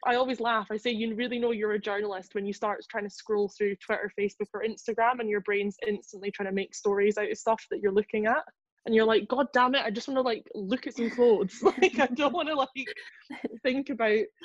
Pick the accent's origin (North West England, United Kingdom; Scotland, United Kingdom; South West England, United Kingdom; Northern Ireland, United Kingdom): Scotland, United Kingdom; also born or lived in Edinburgh / London; I grew up in like back swampy Lothian here in Scotland